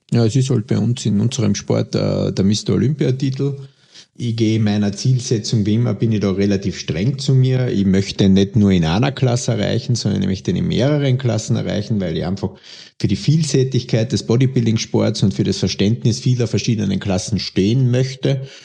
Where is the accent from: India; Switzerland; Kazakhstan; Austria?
Austria; bei uns in Österreich